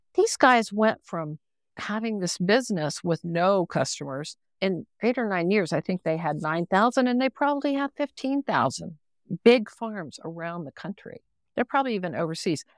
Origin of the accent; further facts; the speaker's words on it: West Virginia, United States; also born or lived in Chihuahuan Desert; I grew up in West Virginia.